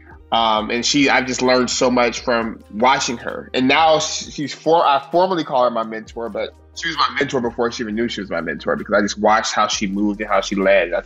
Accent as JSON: {"language": "English", "town": "Stockton", "region": "California", "country": "United States", "tie": "born or raised there", "said": "born and raised in Stockton"}